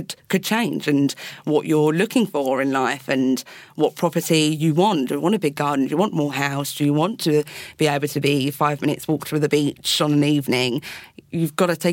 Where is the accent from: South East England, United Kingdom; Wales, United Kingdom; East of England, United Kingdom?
South East England, United Kingdom; Chatham; also born or lived in Rochester; I grew up in Medway. I lived in Chatham and I went to school in Rochester.